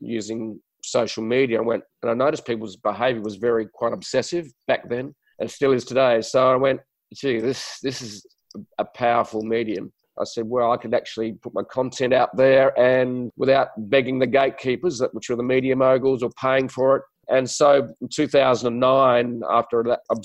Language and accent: English; Adelaide, South Australia, Australia; accent: Aussie accent with a touch of English; moved away as an adult; also born or lived in Sydney, New South Wales; I'm from Australia, so I speak with a strange accent. For some other people around the world, it's an Aussie accent with a touch of English, I suppose, because I was raised in a little city called Adelaide